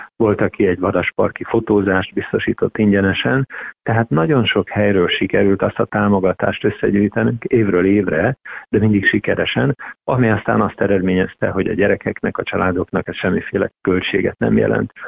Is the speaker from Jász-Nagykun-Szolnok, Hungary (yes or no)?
yes; Tiszaföldvár, Jász-Nagykun-Szolnok, Hungary; moved away as an adult; now in Szeged, Hungary; Tiszaföldvári születésű vagyok